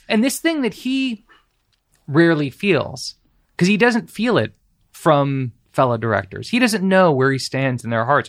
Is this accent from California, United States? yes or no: yes; Beverly Hills, California, United States; I grew up in Los Angeles, grew up in Beverly Hills